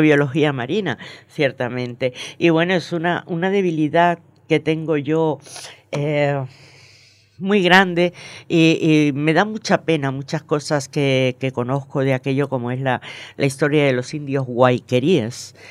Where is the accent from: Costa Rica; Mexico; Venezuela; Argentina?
Venezuela; moved away; also born or lived in Margarita Island; nací y me crié en Venezuela